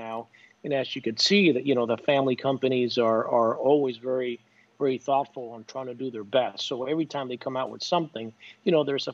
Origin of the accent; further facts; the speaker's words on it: Tampa, Florida, United States; I grew up in Tampa. I played for Tampa Jesuit